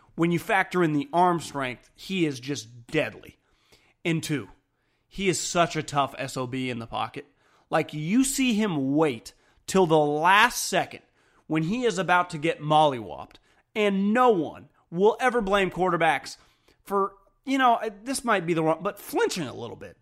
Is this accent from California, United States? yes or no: yes; Northern California, United States; I grew up in Northern California